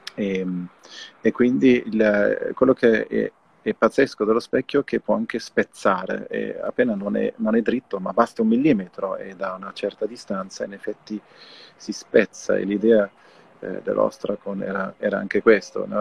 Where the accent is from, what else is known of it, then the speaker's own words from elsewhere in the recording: Germany; io sono tedesco